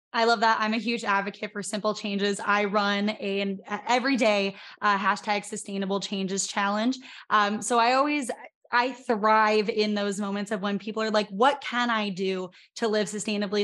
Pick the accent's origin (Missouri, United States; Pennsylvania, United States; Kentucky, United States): Pennsylvania, United States; I'm from Pennsylvania